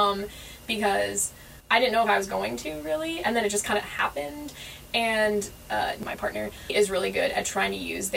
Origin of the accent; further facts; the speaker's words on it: Southern California, United States; I grew up in Southern California